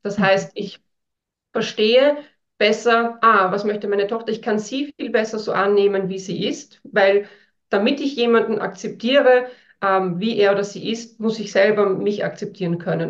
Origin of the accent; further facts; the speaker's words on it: northern Austria, Austria; now in Vienna, Austria; ich bin in einem ganz kleinen Dorf aufgewachsen im Norden von Österreich auf einem Bauernhof